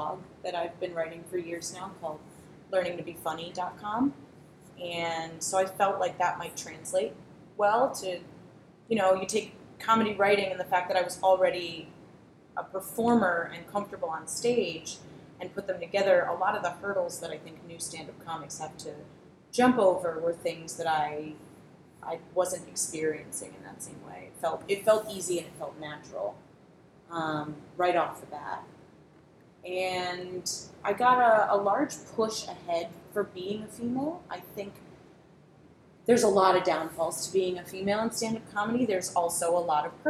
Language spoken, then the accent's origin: English; Providence, Rhode Island, United States; I grew up in Providence, Rhode Island, and I was always in theater